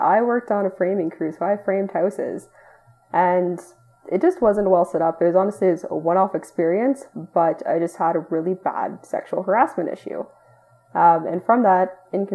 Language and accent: English; Ottawa, Ontario, Canada; I'm from Ottawa, Ontario, Canada